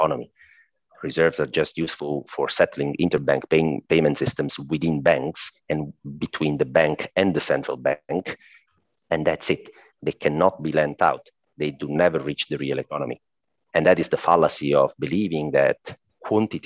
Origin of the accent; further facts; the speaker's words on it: Italy; accent: Italian; I'm Italian, by the way. I guess my accent already gave that up